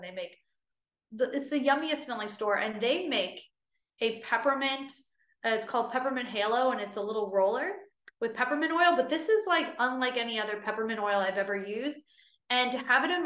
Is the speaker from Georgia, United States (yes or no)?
no; Los Angeles, California, United States; I'm from Los Angeles